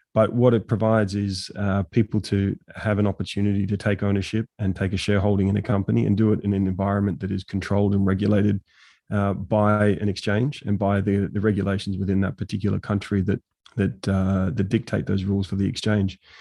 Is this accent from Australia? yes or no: yes; Australia; now in Abu Dhabi, United Arab Emirates; I'm from Australia